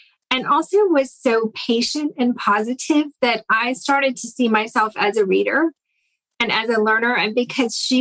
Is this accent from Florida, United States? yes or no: yes; Central Florida, United States; moved away as an adult; now in North Carolina, United States; I grew up in Central Florida in a little town exactly between Orlando and Tampa